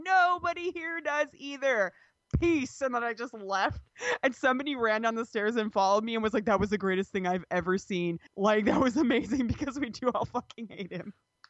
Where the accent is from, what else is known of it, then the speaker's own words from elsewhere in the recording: Canada; because we invented Canadian bacon, because you know we're Canadian.